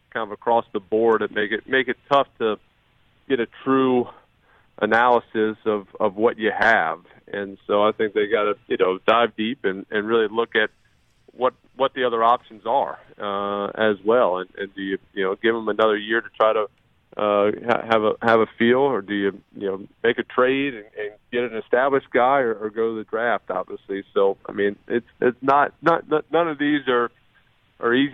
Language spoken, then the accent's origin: English; New Orleans, Louisiana, United States; Go to New Orleans. Okay. Go to my hometown